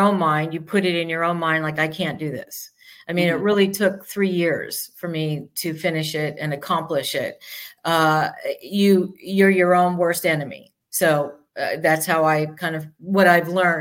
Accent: New York, United States; moved away; I'm from New York

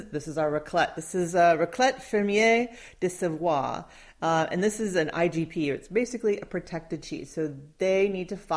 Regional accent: Midwest, United States; I grew up in the Midwest.

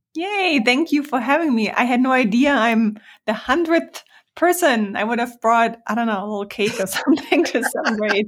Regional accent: Germany; moved away as an adult; also born or lived in Hamburg, Germany / New York City, United States; I'm from Germany

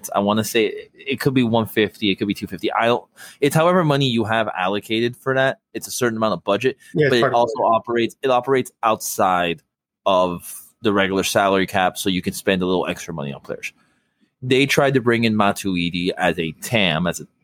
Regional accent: Miami, Florida, United States; Miami's still my hometown

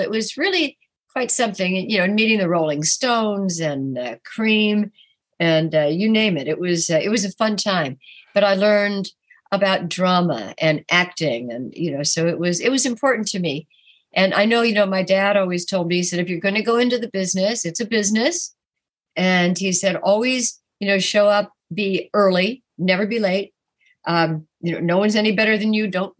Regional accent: New York, United States; I love New York because I am a New Yorker

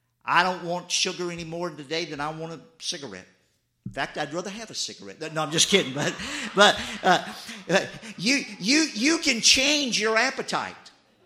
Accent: the South, United States; I mean, I grew up in the South. My mother, she didn't make sweet tea.

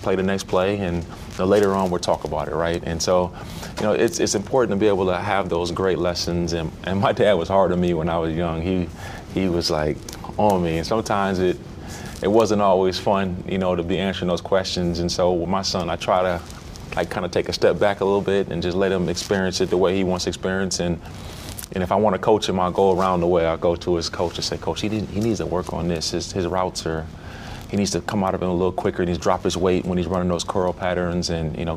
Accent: Minneapolis, Minnesota, United States; growing up in Minneapolis.

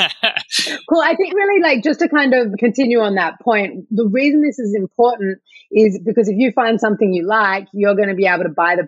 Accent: Australia; accent: Australian; my Australian accent

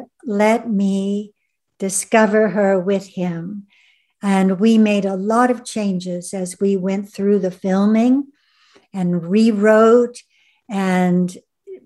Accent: Ventura, California, United States; moved away; my hometown of Ventura

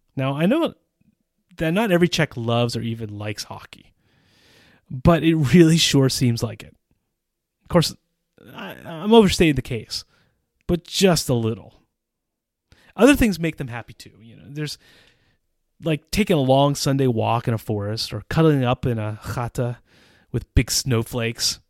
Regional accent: United States; moved away as an adult; also born or lived in Central Europe; now in Czech Republic

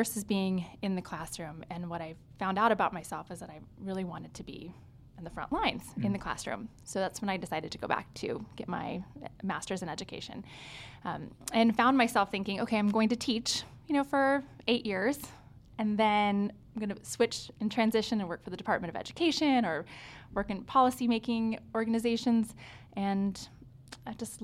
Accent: Tulsa, Oklahoma, United States; also born or lived in Lawrence, Kansas / Dallas, Texas; now in Houston, United States; grew up in Tulsa, Oklahoma, and find myself here in Houston now

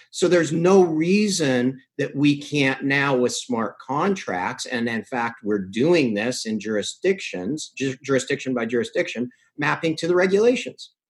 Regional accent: Canada; I'm from Canada

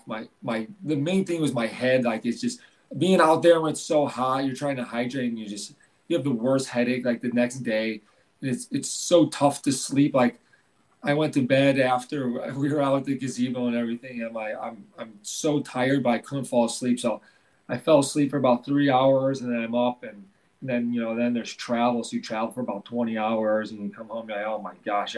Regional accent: Illinois, United States; moved away as an adult; now in Sun Prairie, United States; my hometown's only about 2 hours away in Illinois

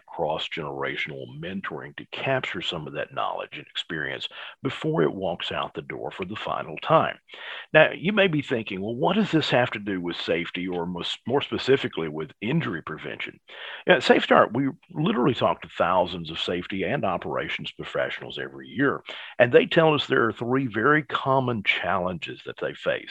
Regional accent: Alabama, United States; I'm from Alabama

